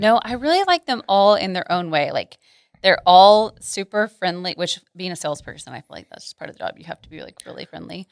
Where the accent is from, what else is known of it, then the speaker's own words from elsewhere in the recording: Arlington, Texas, United States; also born or lived in Mansfield, Texas / College Station, Texas; I'm from here. So I grew up in Arlington, in Mansfield, and have never left the Metroplex